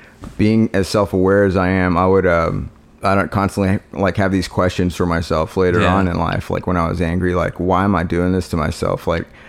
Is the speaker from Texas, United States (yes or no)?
yes; Mineral Wells, Texas, United States; also born or lived in Fort Worth; My family moved to Fort Worth and I was from Mineral Wells